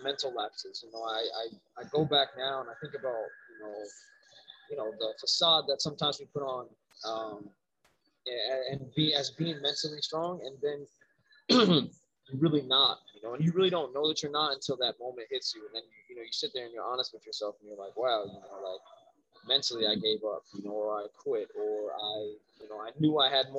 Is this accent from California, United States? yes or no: no; Waianae, Hawaii, United States; I was born in Hawaii, man. I was raised out there, down in Waianae. I was born in Oahu.